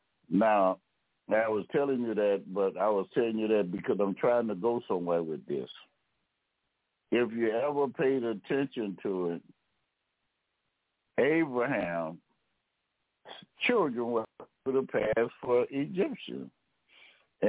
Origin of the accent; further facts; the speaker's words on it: United States; I am of African descent, but I'm American